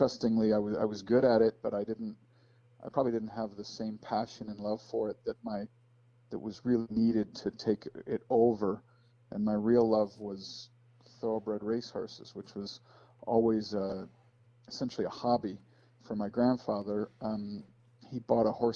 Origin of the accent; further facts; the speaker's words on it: Chicago, Illinois, United States; I grew up outside Chicago, Illinois.